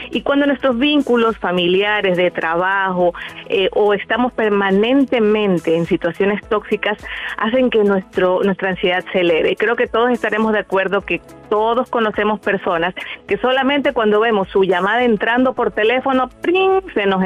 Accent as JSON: {"language": "Spanish", "town": "Torreón", "region": "Coahuila", "country": "Mexico", "tie": "born or raised there", "lives_now": "Grayland, United States", "said": "Lo escucho aquí de Grayland, Texas, ciudad vecina de Dallas, Texas. Soy originaria de Torreón, Coahuila."}